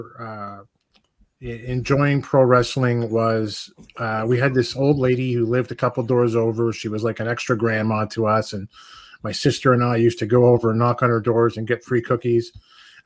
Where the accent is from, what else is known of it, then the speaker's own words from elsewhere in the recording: Toronto, Ontario, Canada; I'm from Toronto, Canada. I live about an hour just outside of it now.